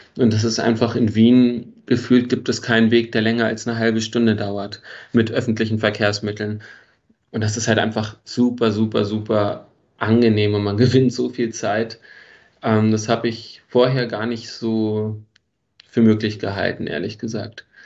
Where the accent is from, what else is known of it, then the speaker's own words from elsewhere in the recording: Berlin, Germany; moved away as an adult; also born or lived in Frankfurt (Oder); now in Vienna, Austria; geboren äh, wurde ich in Wilmersdorf, bin dann in Steglitz und Zehlendorf groß geworden